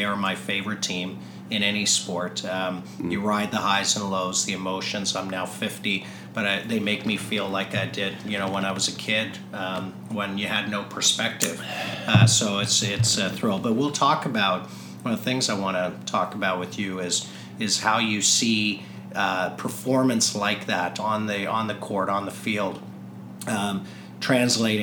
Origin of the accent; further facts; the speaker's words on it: South Africa; now in Toronto, Canada; I was born in South Africa